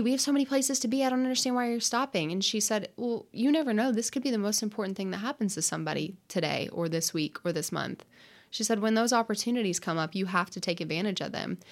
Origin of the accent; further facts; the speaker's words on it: Lexington, Kentucky, United States; I grew up in Lexington